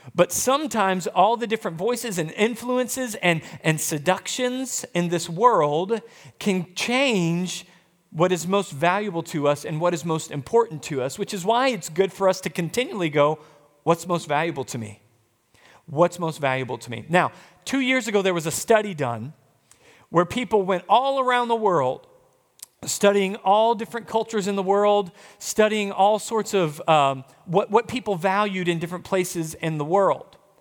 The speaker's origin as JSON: {"language": "English", "country": "United States"}